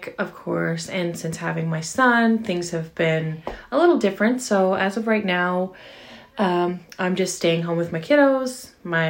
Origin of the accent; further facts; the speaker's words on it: St. John's, Newfoundland and Labrador, Canada; I'm a mother of two from St. John's, Newfoundland in Canada